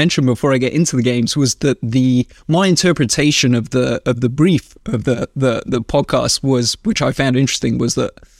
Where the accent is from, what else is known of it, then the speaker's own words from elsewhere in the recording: Wales, United Kingdom; moved away as an adult; also born or lived in London; now in United States; We moved from London to a farm in South Wales when I was 5 years old. So I lived in Wales for most of my life, and then Yeah, moved to the US in like 2008.